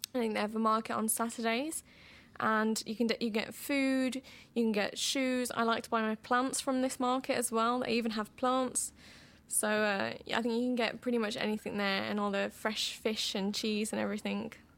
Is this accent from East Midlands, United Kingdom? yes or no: yes; Boston, East Midlands, United Kingdom; moved away as an adult; also born or lived in Groningen, Netherlands; now in Amsterdam, Netherlands; I was born in Boston, England